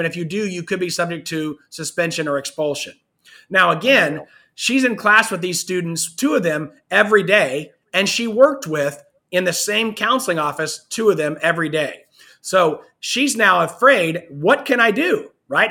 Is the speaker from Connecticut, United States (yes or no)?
no; Kansas, United States; I'm from, I'm from Kansas